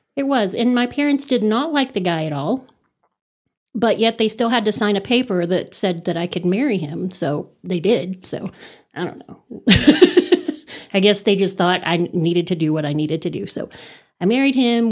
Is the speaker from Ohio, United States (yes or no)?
no; Amarillo, Texas, United States; also born or lived in Los Angeles, United States; I was born and raised in Amarillo, actually right outside of Amarillo in Rolling Hills